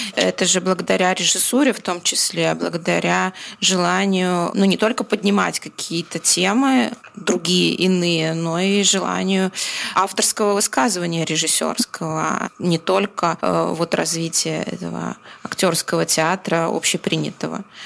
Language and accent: Russian; Belarus